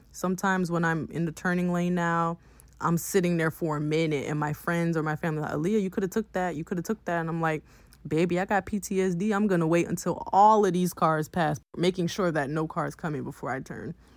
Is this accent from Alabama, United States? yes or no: no; Miami, Florida, United States; I'm from Miami, not Broward